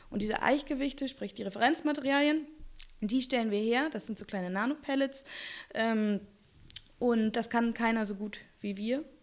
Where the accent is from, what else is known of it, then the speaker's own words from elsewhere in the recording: Kiel, Schleswig-Holstein, Germany; Ich komme aus Kiel, also Strand.